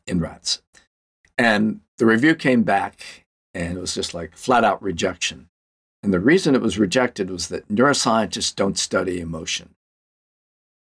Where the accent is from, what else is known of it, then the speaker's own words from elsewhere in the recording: Louisiana, United States; I'm from Louisiana